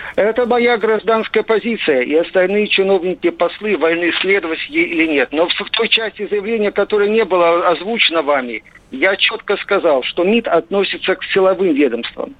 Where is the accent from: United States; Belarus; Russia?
Belarus; moved away as an adult; now in Slovakia; я белорус